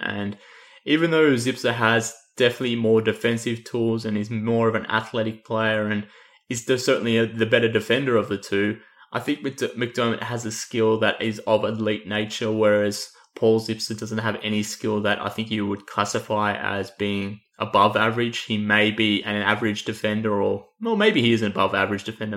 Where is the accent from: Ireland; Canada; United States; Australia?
Australia; accent: Australian; given my accent, um, you would pick up that I'm probably a bit of a homer when it comes to all things Matthew Dellavedova